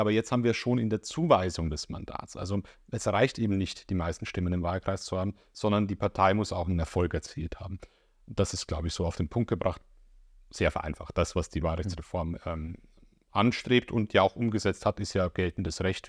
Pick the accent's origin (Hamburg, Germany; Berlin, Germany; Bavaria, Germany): Bavaria, Germany; accent: Bavarian; now in Leipzig, Germany; ich kann ja mit meinem Akzent nicht verbergen, dass ich dort herkomme